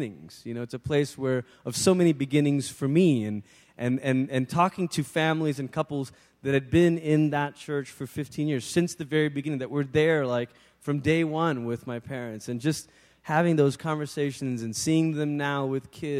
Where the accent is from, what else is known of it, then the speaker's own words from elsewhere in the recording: Malaysia; moved away; being back, obviously, in the country where I'd grown up